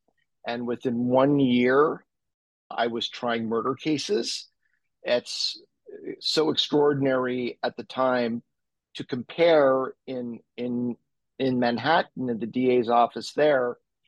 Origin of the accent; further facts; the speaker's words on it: Montreal, Quebec, Canada; I'm an attorney, born and raised in Montreal. I went to law school in LA.